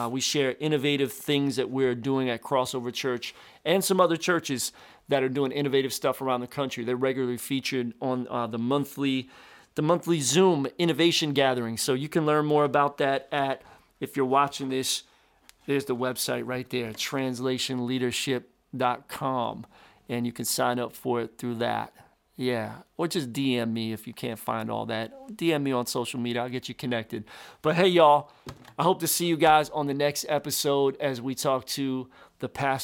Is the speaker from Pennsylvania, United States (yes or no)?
yes; Philadelphia, Pennsylvania, United States; now in Tampa, United States; Philly, my hometown